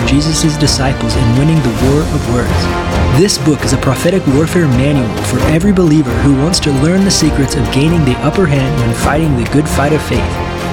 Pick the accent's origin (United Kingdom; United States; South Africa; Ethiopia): United States; Northwest Missouri; I grew up in Missouri, in Northwest Missouri